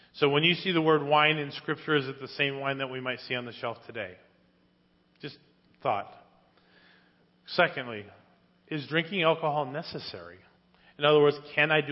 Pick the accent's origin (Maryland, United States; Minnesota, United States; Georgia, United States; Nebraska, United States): Minnesota, United States; Spring Lake Park; Growing up in Spring Lake Park, Minnesota, as a youth, we lived right next door to a huge bar